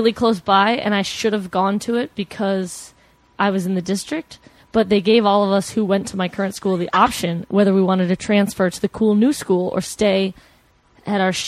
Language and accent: English; Flowery Branch, Georgia, United States; I grew up in a small town called Flowery Branch